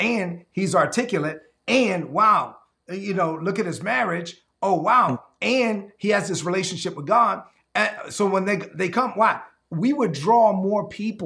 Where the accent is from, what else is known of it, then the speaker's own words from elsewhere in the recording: Dominican Republic; now in United States; my hometown in the Dominican Republic